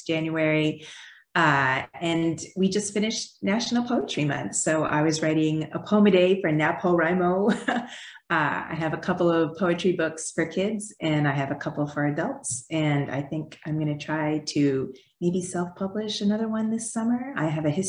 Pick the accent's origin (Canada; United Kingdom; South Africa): Canada; moved away as an adult; also born or lived in Quebec; now in United States; So I am an immigrant. I grew up in Canada. I have now lived in the United States longer than I did in Canada, but you'll probably still hear my accent